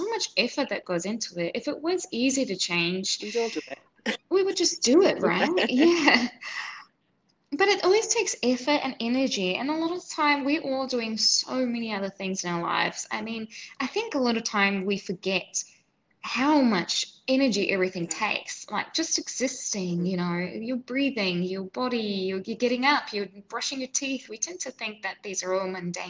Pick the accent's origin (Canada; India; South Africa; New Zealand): New Zealand; moved away as an adult; also born or lived in Switzerland / New York City; now in Singapore; So I grew up in New Zealand, and then I lived in Switzerland, then I lived in New York City, and now I'm in Singapore